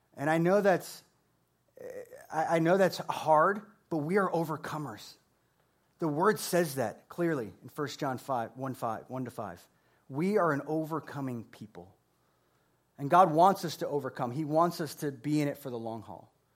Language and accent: English; Florida, United States; I'm from Florida